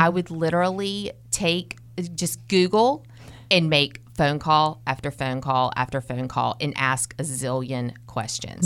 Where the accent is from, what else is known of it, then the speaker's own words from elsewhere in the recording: Kernersville, North Carolina, United States; I, I grew up in Kernersville, North Carolina